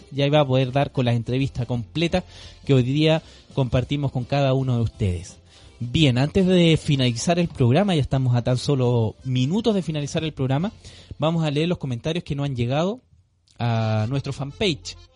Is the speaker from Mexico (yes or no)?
no; Santiago, Santiago Metropolitan Region, Chile; Lo digo por experiencia propia, soy de Santiago. Como organización mapuche levantamos una casa de salud ancestral mapuche.